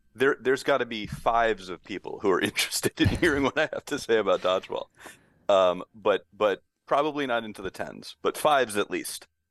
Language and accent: English; Western Massachusetts, United States; moved away as an adult; also born or lived in Los Angeles; I grew up here in Western Mass.